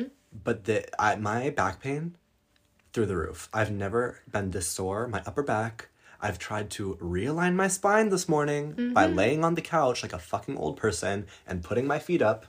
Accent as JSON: {"language": "English", "region": "Colorado", "country": "United States", "tie": "born or raised there", "moved": "yes", "lives_now": "Europe", "said": "I have spent the last couple of weeks in the United States, which we do every summer since we've moved to Europe. We come back and we visit my hometown in Colorado."}